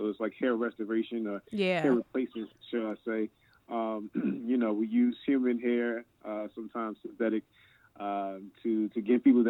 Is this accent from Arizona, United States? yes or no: no; Annapolis, Maryland, United States; I grew up in Annapolis, out there, just a little past Bowie. You know, we the capital of Maryland. You know, everybody thinks it's Baltimore, but it's Annapolis, you know what I'm saying? But yeah, grew up in Annapolis pretty much all my life.